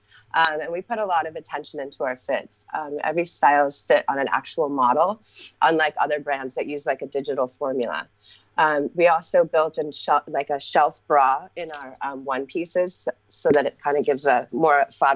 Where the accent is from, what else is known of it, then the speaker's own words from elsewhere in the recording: Los Angeles, California, United States; moved away; also born or lived in Hawaii; We grew up in Los Angeles.